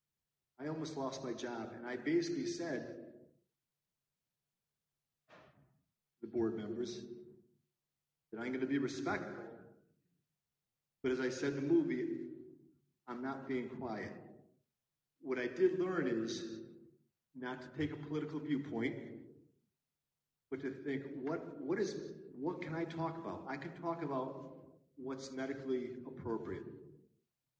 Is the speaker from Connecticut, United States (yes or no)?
yes; Newtown, Connecticut, United States; my hometown of Newtown, Connecticut